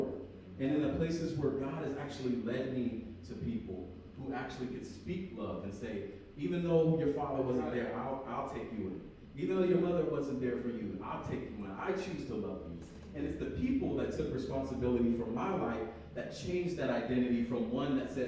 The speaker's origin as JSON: {"language": "English", "town": "Berkeley", "region": "California", "country": "United States", "tie": "born or raised there", "moved": "as an adult", "said": "I'm originally from Berkeley, California. That's where I was born."}